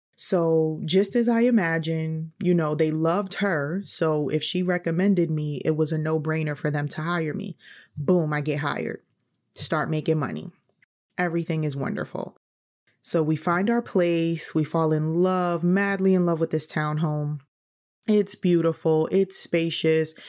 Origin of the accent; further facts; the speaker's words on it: New York City, New York, United States; moved away as an adult; I'm from New York City